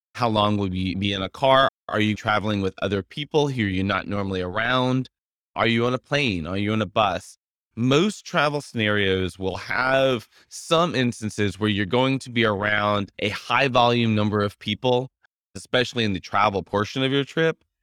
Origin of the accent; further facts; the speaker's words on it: Louisiana, United States; I am from Louisiana